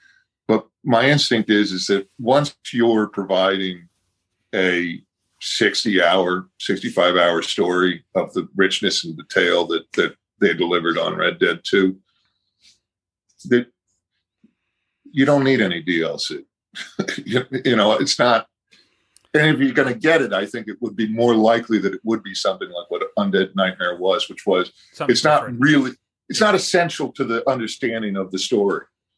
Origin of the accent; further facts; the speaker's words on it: Boston, Massachusetts, United States; Boston, which is my hometown